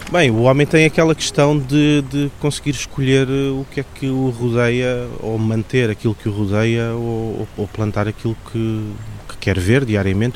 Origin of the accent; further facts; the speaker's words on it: Algarve, Portugal; moved away as an adult; now in Lisbon, Portugal; vim do Algarve em 2003, vivi lá até aos 18 anos